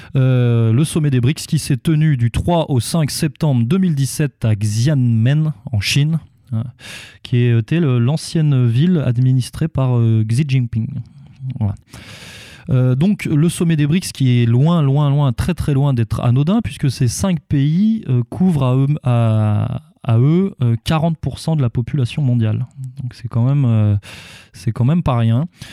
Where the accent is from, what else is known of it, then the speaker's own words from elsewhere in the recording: France; nous, en tant que, en tant que Français